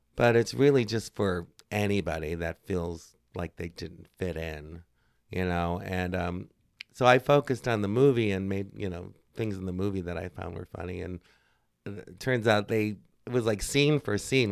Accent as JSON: {"language": "English", "region": "Northwest Indiana", "country": "United States", "moved": "yes", "lives_now": "Chicago, United States", "said": "I am from Northwest Indiana, Uh, and I moved to Chicago many, many, many moons"}